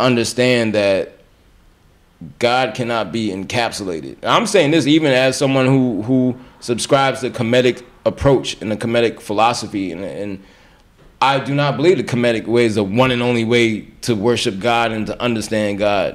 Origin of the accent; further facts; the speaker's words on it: Orange, New Jersey, United States; also born or lived in Grenada; I was in in uh, Essex County here in New Jersey, in Orange, predominantly black